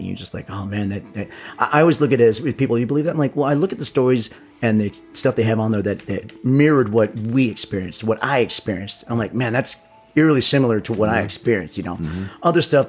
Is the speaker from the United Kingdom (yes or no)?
no; Las Vegas, Nevada, United States; I'm figuring from Vegas, and Vegas has a lot of old school casinos and places here.